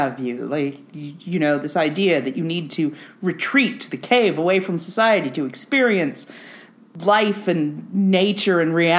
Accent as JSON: {"language": "English", "country": "Canada", "said": "but I am Canadian, and I'm very fond of civil liberties."}